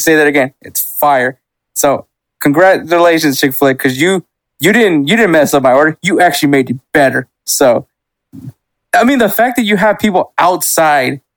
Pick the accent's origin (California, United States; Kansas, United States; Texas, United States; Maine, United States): Texas, United States; Houston; where we grew up in Houston